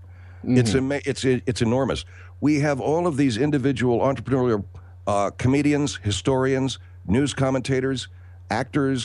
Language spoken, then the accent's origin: English; Los Angeles, California, United States; also born or lived in Florida; I grew up in Los Angeles. I grew up in L.A. through my early 20s